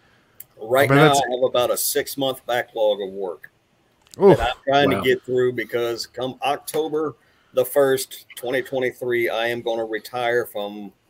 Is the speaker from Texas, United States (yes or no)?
yes; Texas, United States; also born or lived in Italy; Yeah, born and raised in Texas. My dad was in the Navy. I was in the Navy, so I've traveled the entire world. Been traveling all over the place most of my life. I've lived in Italy, East Coast, West Coast, points in between.